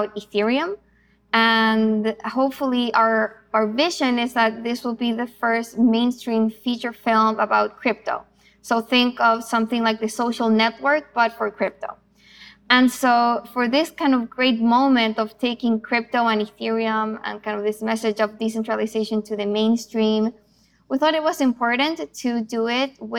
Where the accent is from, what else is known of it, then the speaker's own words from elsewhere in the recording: Chile; moved away; also born or lived in Argentina; I'm originally from Chile.